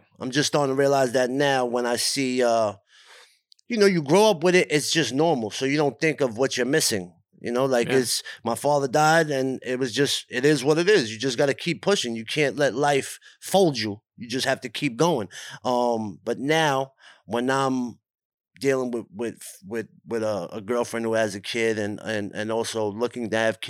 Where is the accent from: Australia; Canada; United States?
United States; Brooklyn, New York; Growing up in Brooklyn